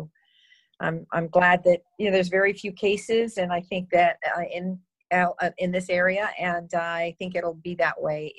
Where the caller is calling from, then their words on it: Pismo Beach, California, United States; I'm in Pismo Beach, California. It's about 10 miles from San Luis Obispo and about, I'd say about maybe 1,500 feet from the beach.